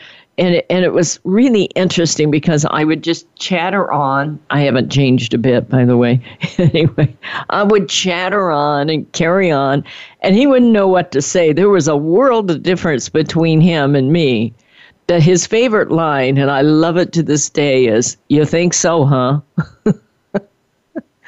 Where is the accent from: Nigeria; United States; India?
United States; Midwest; moved away; I was born in the Midwest.